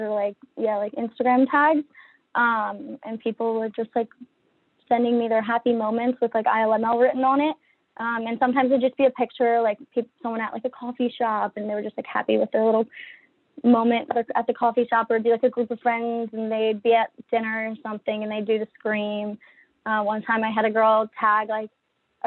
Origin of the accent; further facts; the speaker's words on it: Annapolis, Maryland, United States; moved away as an adult; also born or lived in Virginia / Washington, D.C. area; I'm from Annapolis, Maryland. Born and raised there.